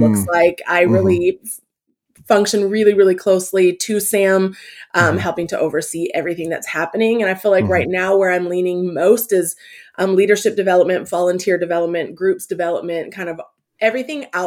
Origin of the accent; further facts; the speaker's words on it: Canada; also born or lived in California; now in Atlanta, United States; I grew up in Canada